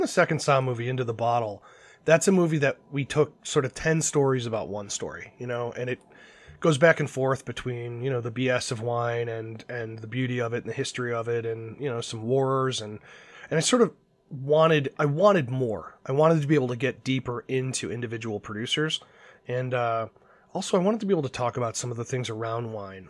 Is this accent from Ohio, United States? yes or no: yes; Cleveland, Ohio, United States; I'm from Cleveland, Ohio